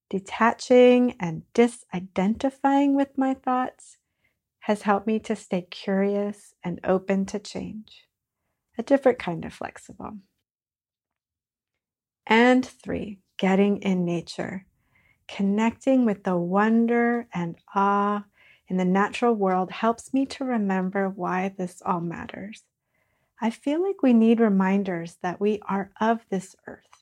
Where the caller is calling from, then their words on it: Virginia, United States; I'm joining you from Northern Virginia